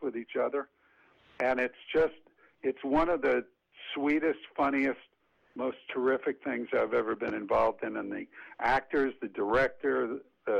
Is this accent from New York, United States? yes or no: yes; New York City, New York, United States; also born or lived in Yonkers, New York; I grew up in the Bronx in Yonkers